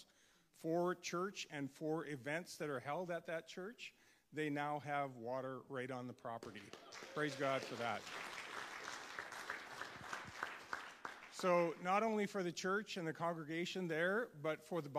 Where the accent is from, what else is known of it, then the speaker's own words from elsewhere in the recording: United States; I'm an American and U.S. citizen